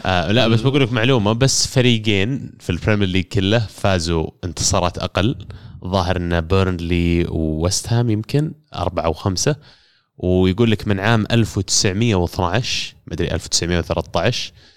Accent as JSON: {"language": "Arabic", "country": "Saudi Arabia", "said": "عندنا كسعوديين"}